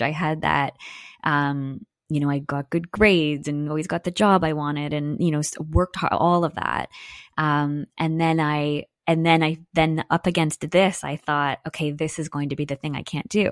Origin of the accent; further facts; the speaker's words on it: Newmarket, Ontario, Canada; I grew up in Newmarket, Ontario